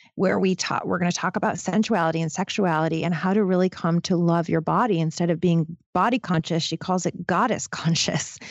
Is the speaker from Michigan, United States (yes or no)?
yes; Detroit, Michigan, United States; I come from Detroit. I, I was born in Detroit